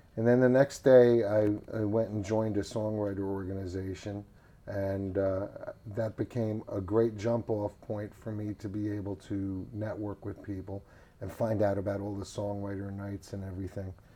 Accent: Richmond, Virginia, United States; also born or lived in New Jersey; now in Nashville, United States; I grew up in Richmond, Virginia

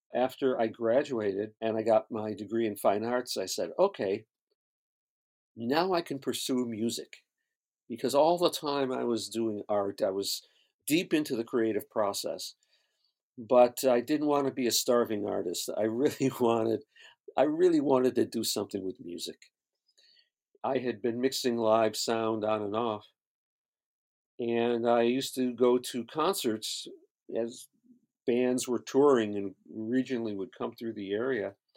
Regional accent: Syracuse, New York, United States; moved away as an adult; now in Los Angeles, United States; I grew up in upstate New York, Syracuse, New York

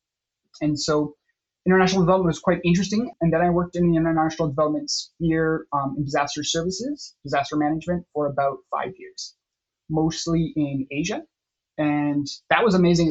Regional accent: Canada; I'm originally Canadian from a small town, very, very small town

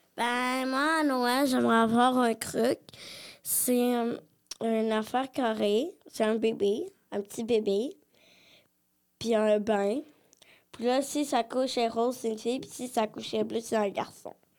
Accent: Quebec, Canada; born or raised there; also born or lived in Brazil

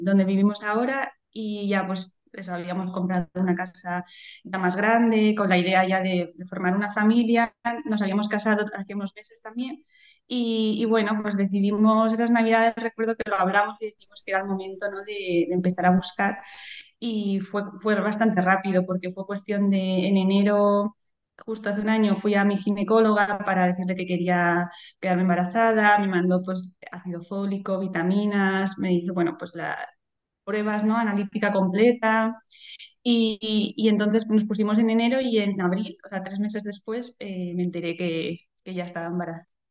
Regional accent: Madrid, Community of Madrid, Spain; also born or lived in Boadilla del Monte, Madrid; soy de, Madrid de toda la vida

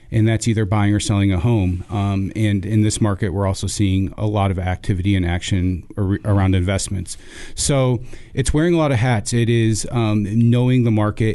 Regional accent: Rochester, New York, United States; moved away as an adult; also born or lived in Buies Creek, North Carolina; now in North Carolina, United States; born and raised in Rochester, New York. Uh, it's where I spent my first eighteen years

